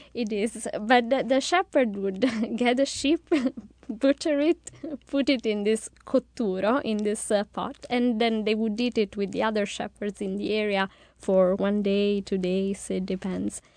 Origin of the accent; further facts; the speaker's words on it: Abruzzo, Italy; I'm from the South